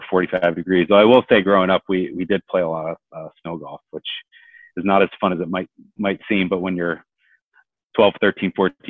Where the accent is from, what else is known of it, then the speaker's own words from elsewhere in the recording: Auburn, New York, United States; moved away as an adult; now in Washington, D.C., United States; I grew up in the Finger Lakes region of New York State, central New York, between Syracuse and Rochester